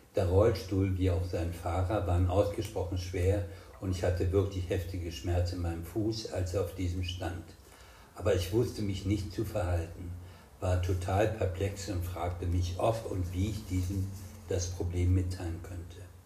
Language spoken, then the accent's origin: German; West Germany, Germany; also born or lived in Marburg / Rostock; nicht den arroganten Wessi heraushängen zu lassen